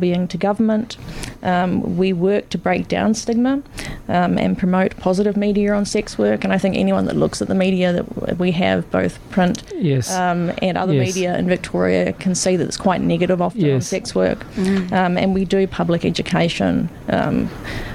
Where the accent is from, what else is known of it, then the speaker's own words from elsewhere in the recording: New Zealand; now in Melbourne, Australia; I'm from New Zealand, but I've been over here a number of years.